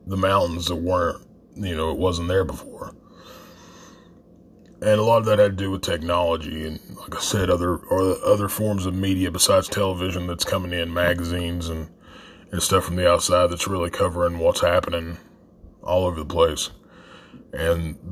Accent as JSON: {"language": "English", "region": "Appalachia", "country": "United States", "tie": "born or raised there", "said": "a lot of us that grew up in the area"}